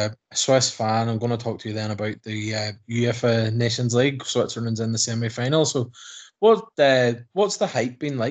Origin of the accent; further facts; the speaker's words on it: Ireland; I'm from Ireland